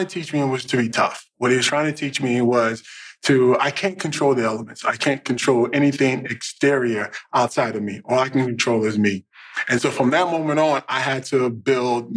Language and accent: English; Dallas, Texas, United States; moved away as an adult; also born or lived in Indiana; I grew up in Dallas